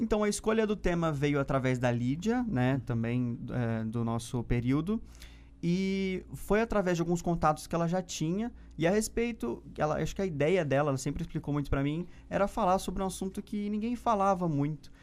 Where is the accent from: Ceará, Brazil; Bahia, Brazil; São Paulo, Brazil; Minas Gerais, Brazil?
São Paulo, Brazil; Ribeirão Preto; also born or lived in Uberlândia; Ribeirão, que é onde eu nasci, cresci e aprendi a amar também a cidade